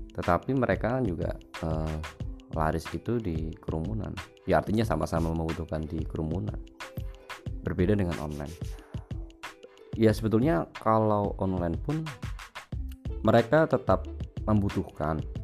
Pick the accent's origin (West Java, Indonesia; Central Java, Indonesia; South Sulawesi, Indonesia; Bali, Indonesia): Central Java, Indonesia; Pekalongan; moved away as an adult; now in Semarang, Indonesia; Saya berasal dari Pekalongan.